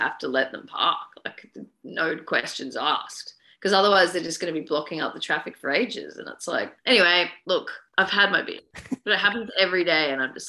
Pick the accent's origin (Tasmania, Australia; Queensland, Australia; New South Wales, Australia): New South Wales, Australia; also born or lived in Edinburgh / United Kingdom; now in Victoria, Australia; I was born in New South Wales and I was a New South Welshman for a fair amount of time.